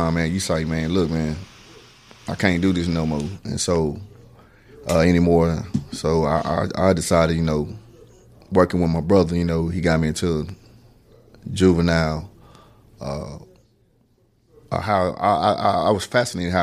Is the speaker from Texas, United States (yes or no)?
yes; Fort Worth, Texas, United States; also born or lived in Waco, Texas; I was born in Waco, but I was brought up in Fort Worth. I come from a community called Highland Hills.